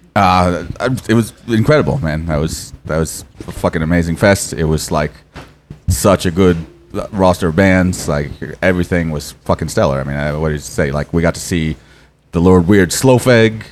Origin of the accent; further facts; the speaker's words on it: Portland, Maine, United States; I was born in Portland in a uh, long time ago. And uh, uh, yeah, I lived there all my life